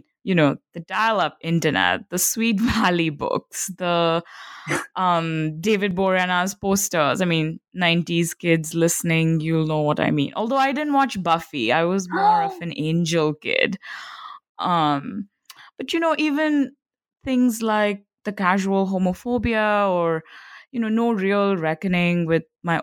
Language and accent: English; India; being an Indian millennial myself growing up in the mid 1990s